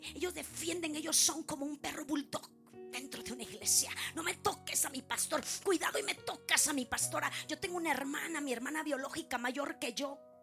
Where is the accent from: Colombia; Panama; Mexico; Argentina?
Mexico; como buena mexicana